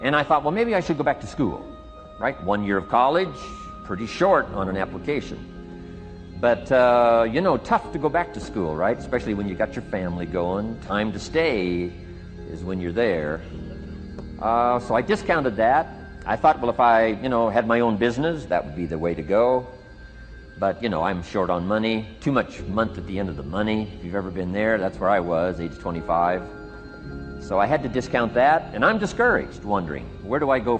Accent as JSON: {"language": "English", "region": "Idaho", "country": "United States", "tie": "born or raised there", "said": "I grew up in Idaho, farm country, southwest corner of Idaho"}